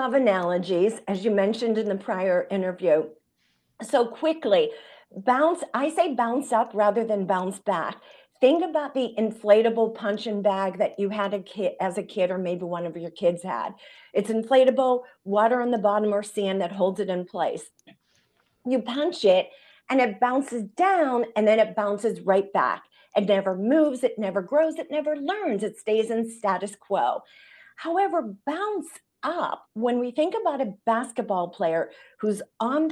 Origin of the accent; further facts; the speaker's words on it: Pittsburgh, Pennsylvania, United States; I'm from Pittsburgh, Pennsylvania, the same hometown as you are